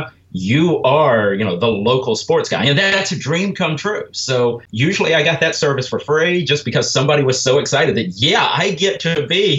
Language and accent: English; Huntsville, Alabama, United States; I'm from Huntsville originally, and so kind of grew up in the midst of the Rocket City and living in the shadow of giant rockets